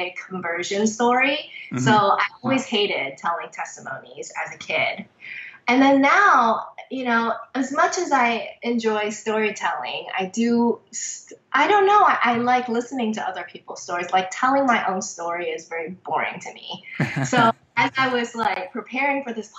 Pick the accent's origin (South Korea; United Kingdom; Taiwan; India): Taiwan; moved away; I was born and raised in Taiwan